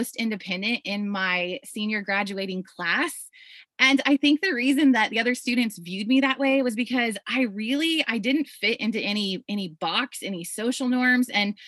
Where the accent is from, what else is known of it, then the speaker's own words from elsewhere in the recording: Iowa, United States; I grew up in Iowa on a farm, on a little small farm